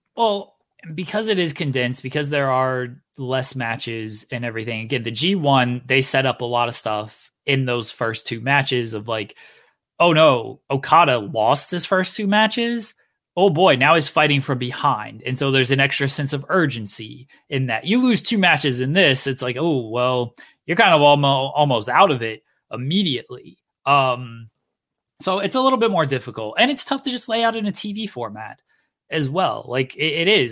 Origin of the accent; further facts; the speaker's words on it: Akron, Ohio, United States; I'm from Ohio, from, from Akron, Cleveland area